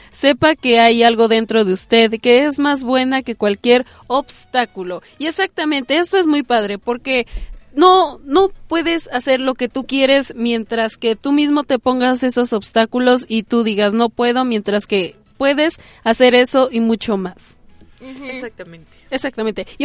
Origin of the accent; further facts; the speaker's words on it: Mexico; somos bien mexicanos aquí